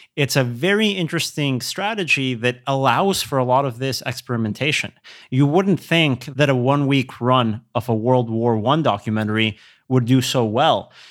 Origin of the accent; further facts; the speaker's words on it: Querétaro, Mexico; moved away; We're from Querétaro, which is three hours north of Mexico City